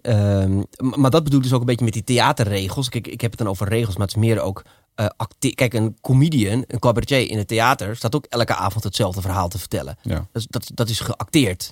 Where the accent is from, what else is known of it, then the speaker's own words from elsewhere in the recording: Amsterdam, North Holland, Netherlands; accent: Amsterdams; ik ging naar logopedie om mijn Amsterdamse accent af te leren